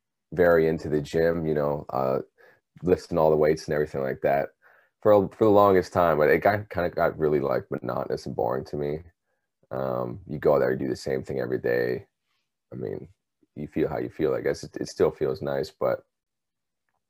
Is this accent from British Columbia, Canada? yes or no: yes; British Columbia, Canada; now in Ontario, Canada; I'm from British Columbia in Canada. Originally, I've been in Ontario for about 15 plus years now